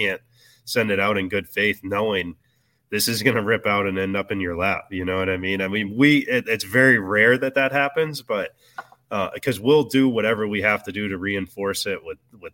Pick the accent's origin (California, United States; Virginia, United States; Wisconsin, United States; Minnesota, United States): Virginia, United States; moved away; also born or lived in Alabama; I grew up in Virginia fishing the James River